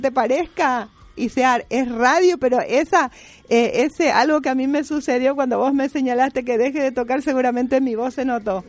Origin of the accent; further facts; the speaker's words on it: General Artigas, Itapúa, Paraguay; also born or lived in Buenos Aires, Argentina; now in Argentina; El lugar donde yo nací está a 360 kilómetros y se llama General Artigas. Eh, pertenece al departamento de Itapúa